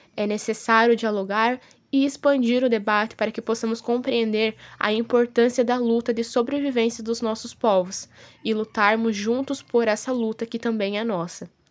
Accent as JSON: {"language": "Portuguese", "country": "Brazil", "said": "Nós, como brasileiros, temos o costume de negar nossa ascendência indígena"}